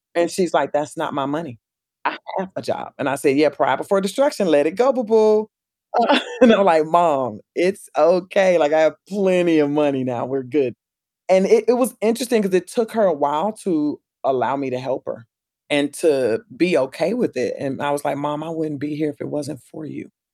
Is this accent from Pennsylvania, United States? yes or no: no; Pensacola, Florida, United States; my hometown too, Pensacola